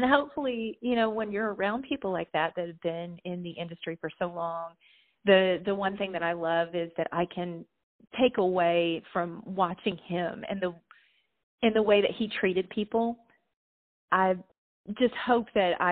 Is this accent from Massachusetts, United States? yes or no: no; southern Indiana, United States; also born or lived in Louisville, Kentucky; now in Nashville, United States; I grew up in southern Indiana and really close to Louisville, Kentucky. I was actually born in Louisville.